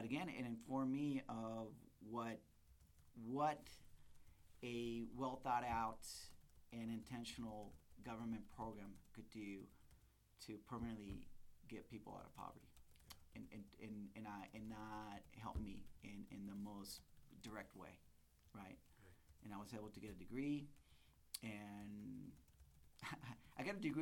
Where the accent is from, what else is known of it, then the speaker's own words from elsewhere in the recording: San Diego, California, United States; moved away as an adult; also born or lived in Fort Collins, Colorado; I grew up in East County, San Diego, and Monta Vista High School